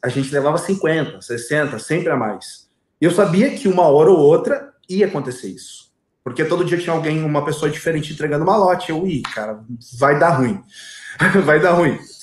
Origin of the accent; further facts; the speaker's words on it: Viamão, Rio Grande do Sul, Brazil; also born or lived in Gravataí; Nasci e me criei em Viamão, do lado de Porto Alegre